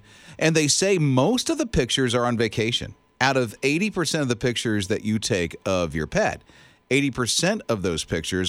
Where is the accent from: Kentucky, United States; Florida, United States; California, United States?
Florida, United States; I'm from Florida. Mm-hmm. And so, you know, most of all my childhood, I never seen a fall. It's pine trees and palmetto bushes and palmetto trees. So there's not a fall where you see colors, in at least Central Florida where I'm from.